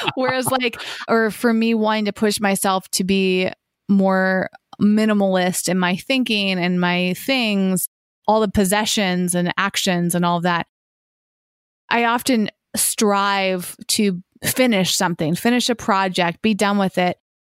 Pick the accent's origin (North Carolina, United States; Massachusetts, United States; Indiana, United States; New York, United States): Massachusetts, United States; now in Los Angeles, United States; when I was growing up in Massachusetts, we had incredible trails